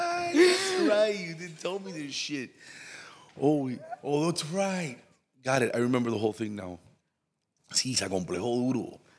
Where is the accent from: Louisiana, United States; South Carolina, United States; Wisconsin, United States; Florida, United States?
Florida, United States; Miami; I was raised right there on the Little Havana side.